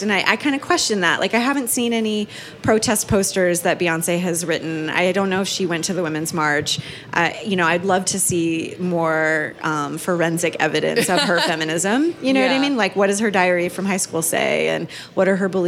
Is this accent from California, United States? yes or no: yes; San Diego, California, United States; I grew up in San Diego in the 90s